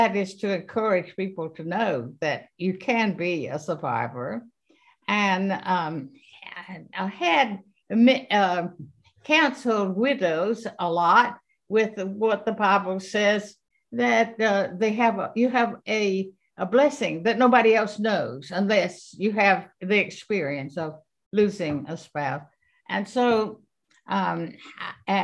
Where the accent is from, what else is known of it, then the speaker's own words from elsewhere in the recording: Florence, South Carolina, United States; that's my hometown, my husband's hometown